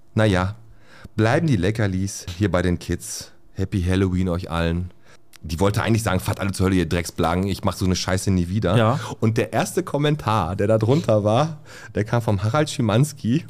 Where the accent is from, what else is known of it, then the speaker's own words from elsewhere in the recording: Bottrop, North Rhine-Westphalia, Germany; ich bin oben in Fontanestraße groß geworden